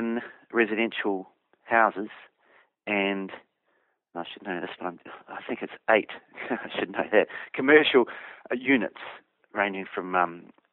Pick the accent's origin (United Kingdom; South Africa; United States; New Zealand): New Zealand; Hawke's Bay; moved away; I came from Hawke's Bay, so I grew up around risk takers